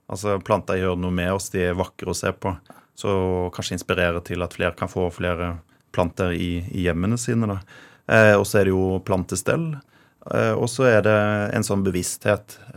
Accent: Råde, Østfold, Norway; accent: Rogaland dialect; also born or lived in Rogaland; Eh, jeg flytta til eh, Råd i Østfold da jeg var to år.

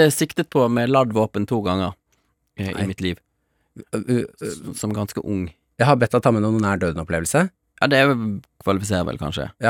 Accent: Angola; also born or lived in Mozambique; Jeg vokste opp i Afrika, Eh, først i Mosambik og så i Angola. Angola var liksom røffest eh, borgerkrigstemning.

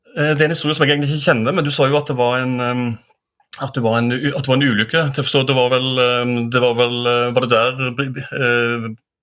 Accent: Stavanger, Rogaland, Norway; now in Oslo, Norway; jeg er fra Stavanger

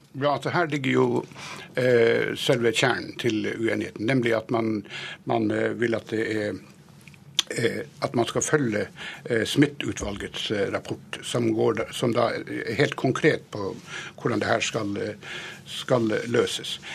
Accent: Nesseby, Finnmark, Norway; i Nesseby, der jeg kommer fra

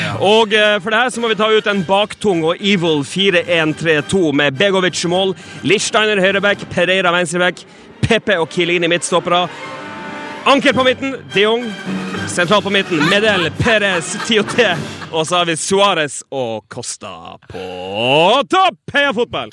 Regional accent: Northern Norway, Norway; moved away as an adult; now in Stockholm, Sweden; nå er jeg fra Nord-Norge

